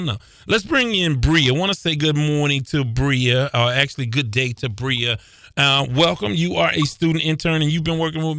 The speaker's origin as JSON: {"language": "English", "town": "Houston", "region": "Texas", "country": "United States", "tie": "born or raised there", "said": "I was born in Houston."}